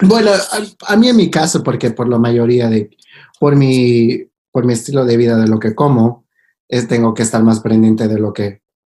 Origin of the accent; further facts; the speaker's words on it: El Salvador; now in Los Angeles, United States; creciendo en El Salvador